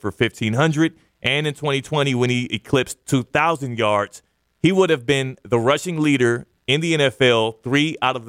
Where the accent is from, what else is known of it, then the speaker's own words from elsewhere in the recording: Houston, Texas, United States; my hometown, not my favorite team, but my hometown, Houston Texans